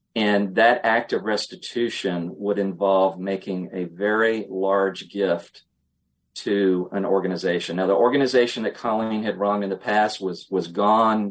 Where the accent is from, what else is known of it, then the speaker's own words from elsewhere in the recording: Emporia, Virginia, United States; I will always be a Virginian at heart. I grew up in Emporia, little town on the North Carolina border.